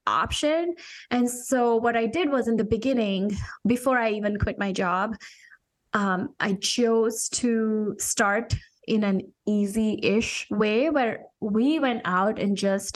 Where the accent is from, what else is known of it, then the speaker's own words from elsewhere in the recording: India; moved away as an adult; I'm an immigrant. I came from India 20 some years ago for my master's degree in engineering